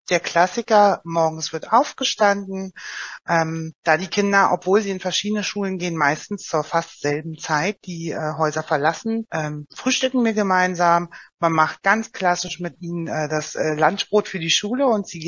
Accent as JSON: {"language": "German", "town": "Oranienburg", "region": "Brandenburg", "country": "Germany", "said": "also bei uns, ich komme ja selbst aus Oranienburg, da ist es als Beispiel jetzt auch der Landkreis Oberhavel"}